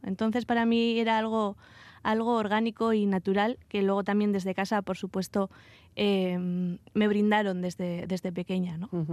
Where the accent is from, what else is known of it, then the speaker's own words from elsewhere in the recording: Vitoria-Gasteiz, Basque Country, Spain; moved away as an adult; salí, salí de Vitoria eh, a los 18 años y hace poco regresé a, Álava